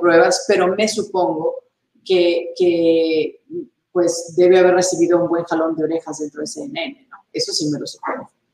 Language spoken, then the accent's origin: Spanish; Monterrey, Nuevo León, Mexico; yo empecé mi carrera en Monterrey, México, la ciudad donde yo nací